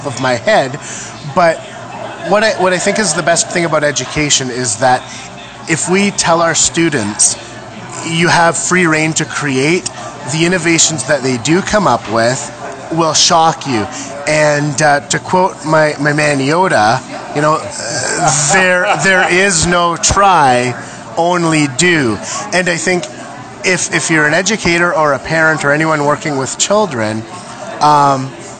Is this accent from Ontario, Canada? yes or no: yes; Geraldton, Ontario, Canada; I am an educator from Geraldton, Ontario, up in beautiful northwestern Ontario.